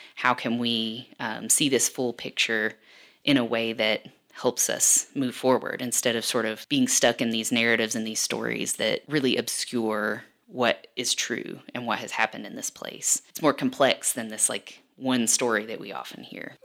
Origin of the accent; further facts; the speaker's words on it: Perry County, Eastern Kentucky, United States; now in Lexington, United States; I'm from the region. I'm from Perry County